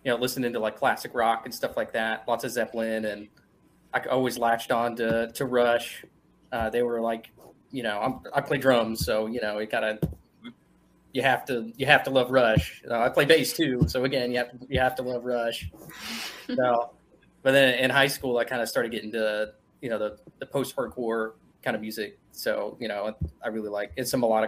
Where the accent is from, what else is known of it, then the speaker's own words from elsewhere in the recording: Georgetown, Kentucky, United States; now in Frankfort, United States; I'm out of Frankfurt, but I'm from Georgetown